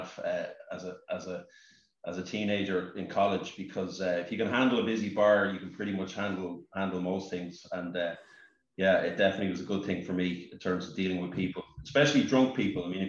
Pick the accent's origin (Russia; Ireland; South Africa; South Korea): Ireland; Castleknock, Leinster; I grew up in Castleknock, which is pretty close to Cabra.